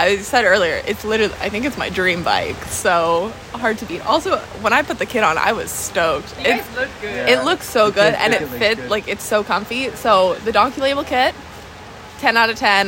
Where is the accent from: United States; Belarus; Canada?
Canada; I'm the Canadian who hasn't done any US camps with him